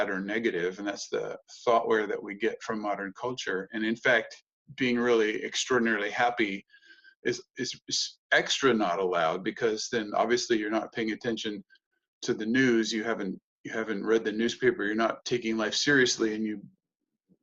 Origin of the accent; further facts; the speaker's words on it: United States; moved away as an adult; also born or lived in Germany / Hamburg; being an American